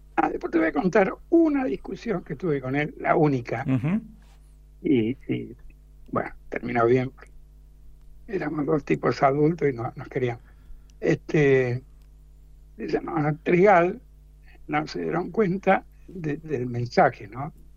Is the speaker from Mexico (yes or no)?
no; Mendoza, Argentina; moved away as an adult; now in Buenos Aires, Argentina; yo soy mendocino.